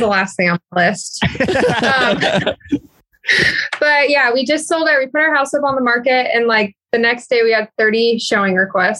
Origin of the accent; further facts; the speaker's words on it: Minnesota, United States; I'm from Minnesota.